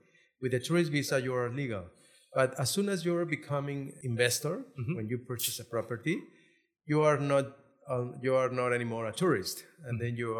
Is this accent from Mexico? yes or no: yes; Guadalajara, Jalisco, Mexico; moved away as an adult; also born or lived in Guerrero; I'm from Guadalajara. Mm-hmm. I was born in Guadalajara and I did all my legal apprentice there.